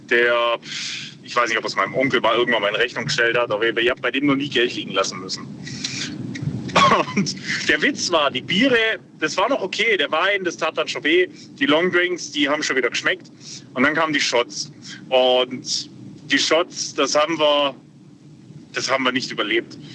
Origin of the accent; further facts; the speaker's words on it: Ulm, Baden-Württemberg, Germany; Und ich bin ja in Ulm aufgewachsen.